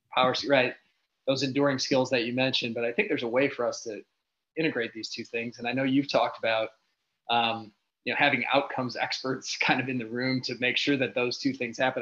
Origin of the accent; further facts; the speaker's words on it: Michigan, United States; I'm from Michigan